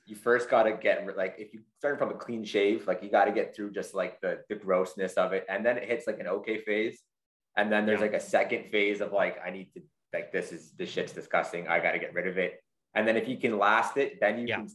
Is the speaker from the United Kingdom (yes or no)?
yes; London, United Kingdom; Grew up in London, man. Grew up in London. Shit. Yeah, East End there.